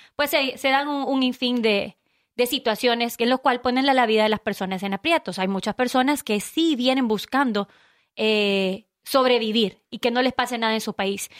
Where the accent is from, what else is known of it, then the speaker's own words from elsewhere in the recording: Honduras; now in United States; 100% hondureña